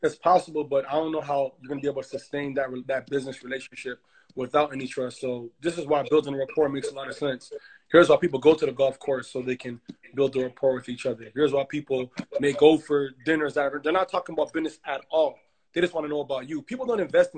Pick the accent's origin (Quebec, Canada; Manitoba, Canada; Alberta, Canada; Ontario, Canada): Ontario, Canada; Toronto; also born or lived in Ghana; I'm from Ghana, but I'm born in Toronto. My parents are from Ghana